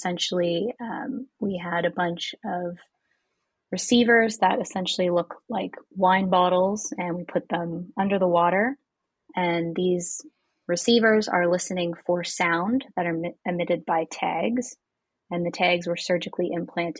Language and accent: English; Toronto, Ontario, Canada; now in Ottawa, Canada; I grew up in Toronto